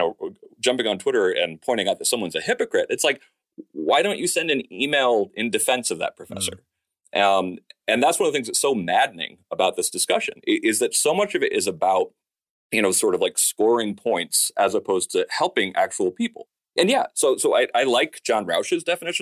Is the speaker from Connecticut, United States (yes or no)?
yes; Danbury, Connecticut, United States; I'm from Danbury